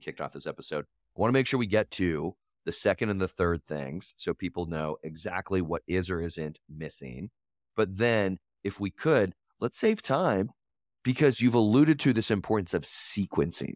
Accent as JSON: {"language": "English", "town": "Denver", "region": "Colorado", "country": "United States", "said": "I'm from Colorado. I'm a Denver guy."}